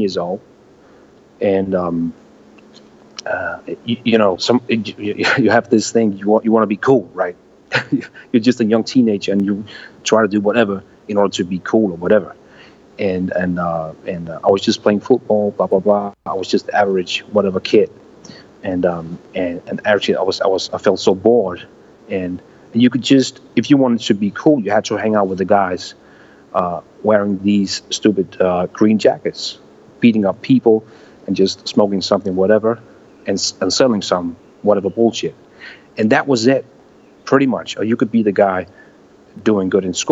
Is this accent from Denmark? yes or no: yes; Næstved, Zealand, Denmark; I was actually born here, and I was I'm still based here, and I still choose to live in my hometown, 1 hour away from the capital.